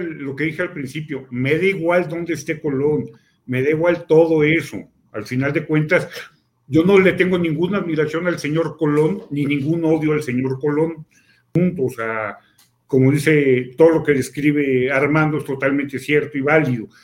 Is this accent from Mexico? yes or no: yes; Mexico; yo soy mexicano, ni soy español, y soy indígena